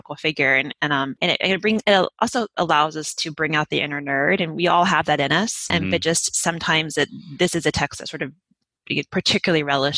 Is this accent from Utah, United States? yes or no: yes; Utah, United States; accent: Utah; That's what I like to tell people when they call me out of my Utah accent.